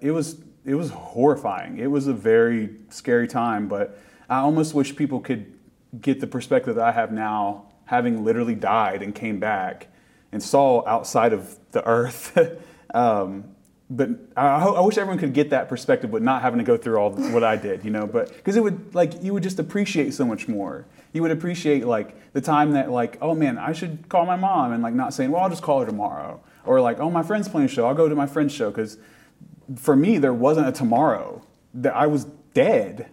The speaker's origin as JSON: {"language": "English", "region": "Appalachia", "country": "United States", "said": "being from Appalachia means a lot, and it is part of everyone's identity. And people like have made fun of my accent when we go somewhere, but it's like, that's just where I'm from, y'all."}